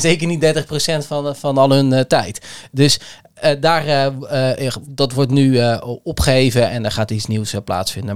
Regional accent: Kamerik, Utrecht, Netherlands; Ik ben opgegroeid in Kamerik

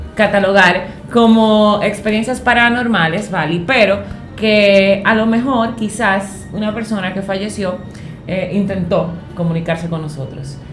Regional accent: Higüey, La Altagracia, Dominican Republic; Yo soy de un campo, yo soy de Higüey

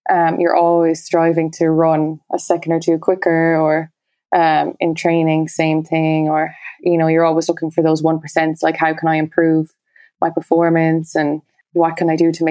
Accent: Munster, Ireland; born or raised there

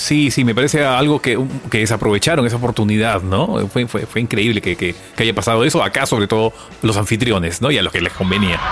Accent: Peru; para los que somos peruanos

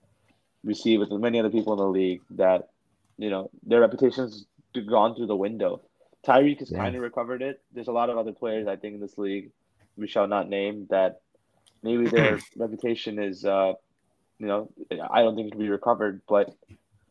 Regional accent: Philadelphia, Pennsylvania, United States; I was born in Philly

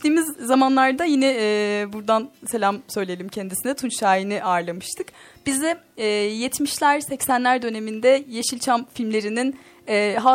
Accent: Kelkit, Gümüşhane Province, Turkey; ben Gümüşhaneliyim mesela hmm. Hocam Bey. orada e, Gümüşhane'nin küçük bir ilçesindenim hmm. aslında Kelkit'tenim.

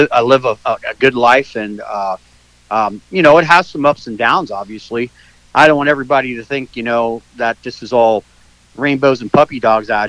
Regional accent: Pennsylvania, United States; moved away as an adult; now in Florida, United States; I grew up in Pennsylvania, but spent a lot of my adult life here in Florida

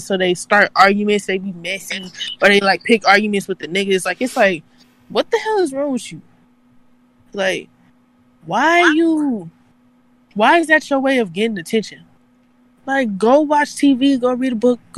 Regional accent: California, United States; I like being from Cali because I'm from California

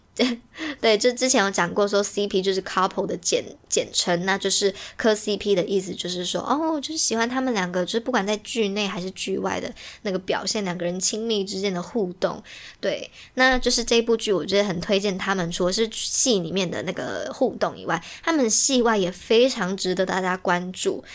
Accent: Taiwan; 所以身为一个台湾人，就是也是中华元素的人

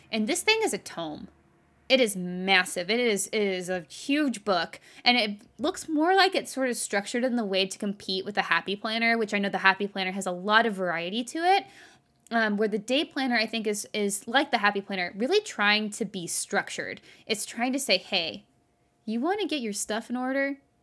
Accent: Texas, United States; now in California, United States; I grew up in Texas

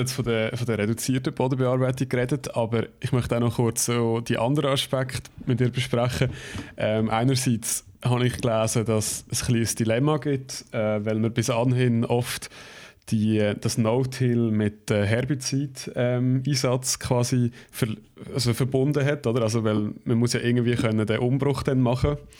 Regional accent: Switzerland; bei uns in der Schweiz

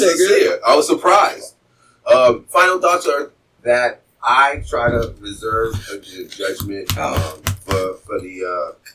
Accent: United States; I am American

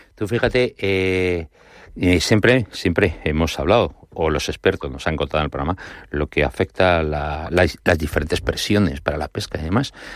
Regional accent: Madrid, Community of Madrid, Spain; como de madrileño a madrileño

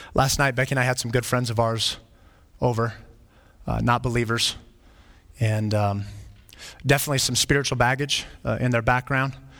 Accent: Flagstaff, Arizona, United States; When I was growing up, I grew up in Flagstaff, Arizona

